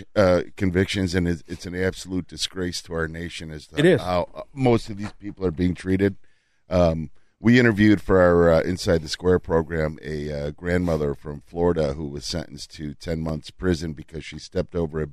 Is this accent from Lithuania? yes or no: yes; Lithuania; I'm from Lithuania, and the Lithuanians were settled from the subcontinent from the India region.